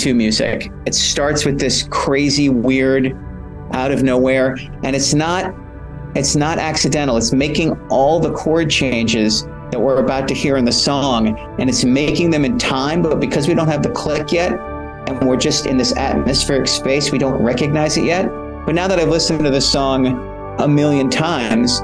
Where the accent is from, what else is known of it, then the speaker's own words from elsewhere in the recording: Annapolis, Maryland, United States; I grew up in Annapolis, Maryland